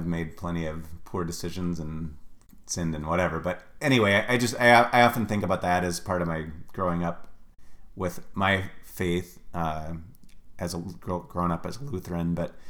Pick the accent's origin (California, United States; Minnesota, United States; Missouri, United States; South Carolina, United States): Minnesota, United States; Ely; now in Wisconsin, United States; I grew up in Ely, Minnesota, way up north. It's actually, if you were to fly, it would be 15 miles from the Canadian border